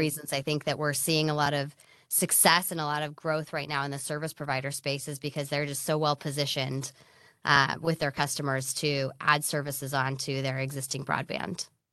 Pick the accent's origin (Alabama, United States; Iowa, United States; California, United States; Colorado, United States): California, United States; Silicon Valley; also born or lived in Los Angeles; I grew up here in Silicon Valley